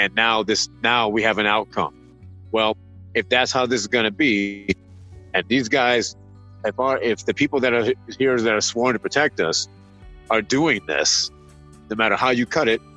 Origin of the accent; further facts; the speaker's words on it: Michigan, United States; I'm a Midwest guy. I grew up playing hockey in Michigan.